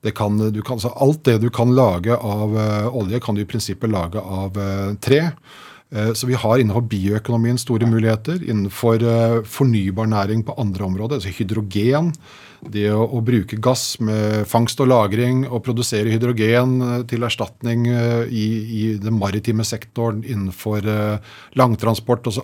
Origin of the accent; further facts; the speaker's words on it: Slemmestad, Akershus, Norway; jeg er fra Slemmestad